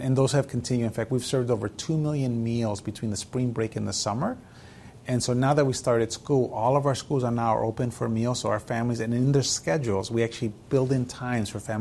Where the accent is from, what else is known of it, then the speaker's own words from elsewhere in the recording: Chicago, Illinois, United States; moved away as an adult; also born or lived in Mexico; now in San Antonio, United States; a child who grew up in poverty from Mexico, growing up in Chicago.